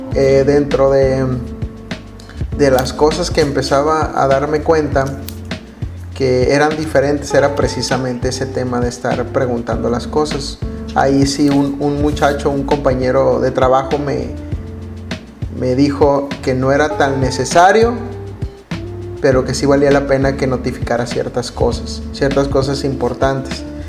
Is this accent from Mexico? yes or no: yes; Mexico; nosotros como mexicanos